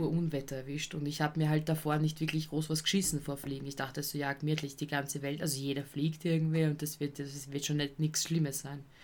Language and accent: German; Vienna, Austria; als Wiener